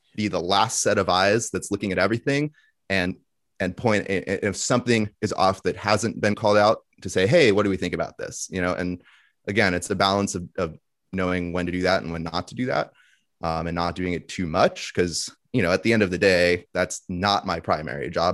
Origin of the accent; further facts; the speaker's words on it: Thousand Oaks, California, United States; I grew up in the suburbs of L A, a town called Thousand